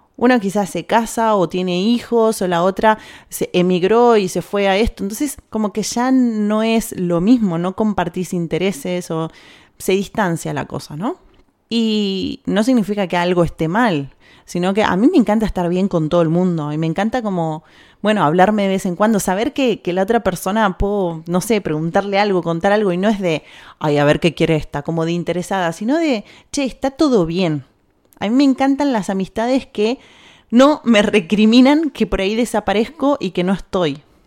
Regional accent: Argentina; now in Spain; de Argentina

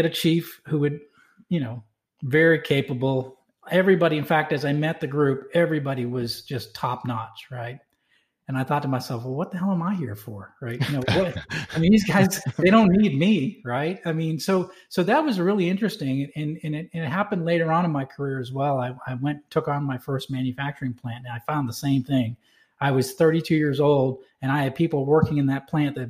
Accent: Manchester, New Hampshire, United States; I grew up in Manchester, New Hampshire. So I'm a New England guy.

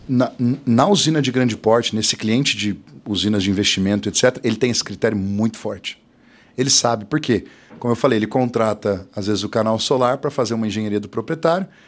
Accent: Ourinhos, São Paulo, Brazil; now in Londrina, Brazil; eu nasci em Ourinhos, interior de São Paulo

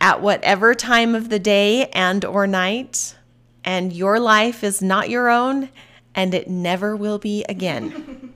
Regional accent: Mapleton, Utah, United States; also born or lived in Salt Lake County, Utah; I was born and raised in Mapleton, Utah

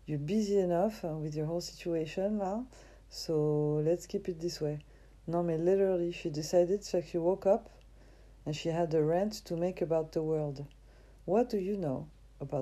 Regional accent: France; accent: French; English is a second language; I'm from France

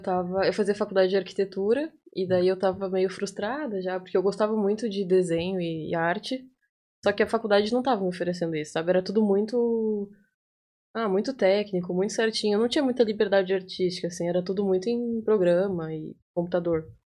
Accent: interior of Rio Grande do Sul, Brazil; moved away as an adult; also born or lived in Porto Alegre, Brazil / Itaqui, Brazil; Eu sou do bem do interior do Rio Grande do Sul. Antes, antes de eu vir para cá, eu morei em Porto Alegre por cinco anos

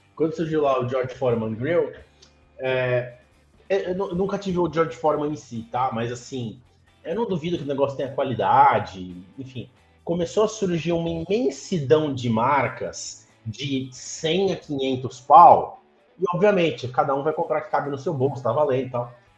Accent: Santos, São Paulo, Brazil; aqui em Santos, onde eu, de onde eu sou, né? Onde eu estou hoje

